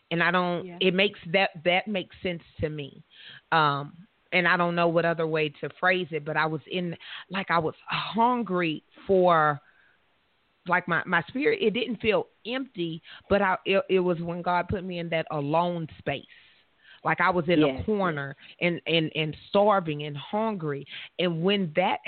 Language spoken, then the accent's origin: English; the South, United States; I'm from the South.